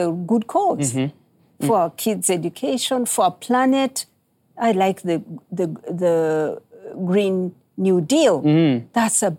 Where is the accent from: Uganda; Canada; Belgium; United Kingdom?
Uganda; where I come from, I'm from Uganda in East Africa.